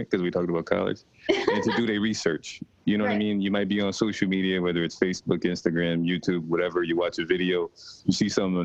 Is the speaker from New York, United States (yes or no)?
yes; Rochester, New York, United States; Rachel and I both are from Rochester, New York. That's my hometown.